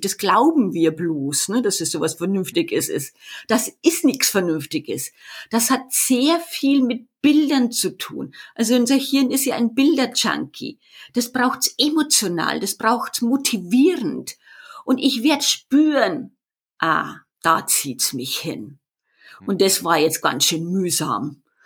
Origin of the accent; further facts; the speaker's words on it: Erding, Bavaria, Germany; accent: Bavarian; an meiner Sprache hört man das ja schon, dass ich aus Bayern komme. Ich komme aus Erding, nordöstlich von München.